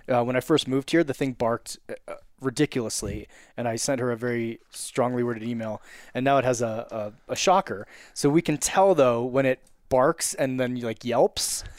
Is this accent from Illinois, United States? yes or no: no; Wilton, Connecticut, United States; also born or lived in California; now in Evergreen, United States; I'm from Wilton, Connecticut, but living in Evergreen, Colorado.